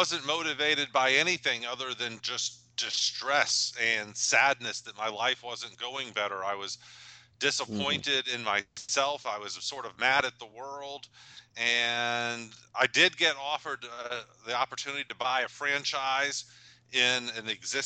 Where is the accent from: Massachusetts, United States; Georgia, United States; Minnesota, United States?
Georgia, United States; Atlanta; also born or lived in Japan; I'm from Atlanta, Georgia, and grew up the perfect childhood